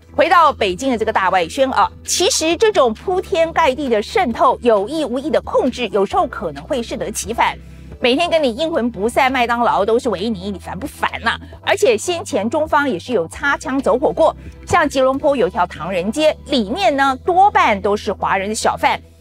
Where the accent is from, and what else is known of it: Taiwan